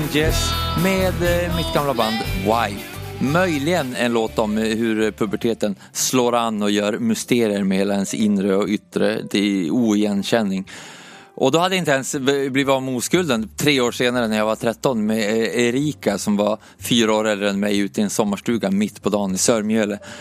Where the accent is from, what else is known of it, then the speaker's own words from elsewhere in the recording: Umeå, Västerbotten County, Sweden; moved away; jag föddes i Umeå i alla fall 1986 och det, det, första minnet som jag har därifrån när jag, när jag växte upp